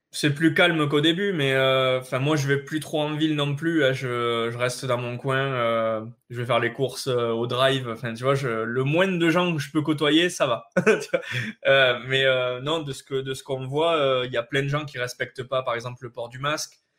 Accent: France; on est français

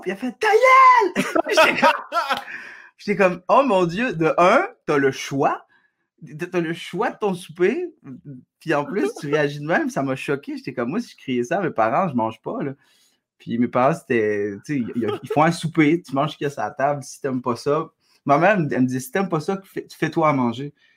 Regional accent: Quebec, Canada; also born or lived in Algeria; je suis québécois

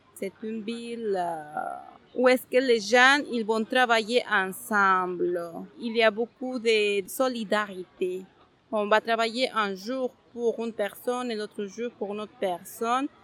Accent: Huancayo, Junín, Peru; French is a second language; moved away as an adult; also born or lived in United States; now in Montreal, Canada; moi, au Pérou, j'habitais dans les montagnes

